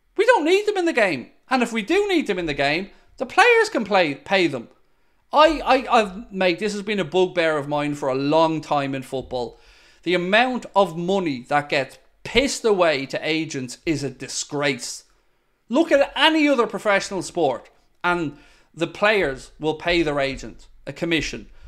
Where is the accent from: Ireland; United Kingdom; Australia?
Ireland; Dublin, Leinster; moved away as an adult; I am originally from Shankill. But I haven't lived in Shankill since I was nineteen